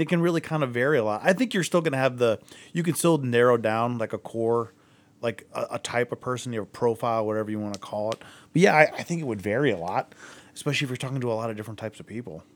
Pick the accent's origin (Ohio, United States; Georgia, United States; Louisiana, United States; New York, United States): Ohio, United States; Akron; now in Cleveland, United States; I'm from Akron